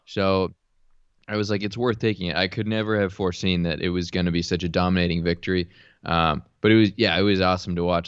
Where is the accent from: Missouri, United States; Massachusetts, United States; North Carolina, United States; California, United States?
California, United States; Orange County; Born and raised in Orange County, California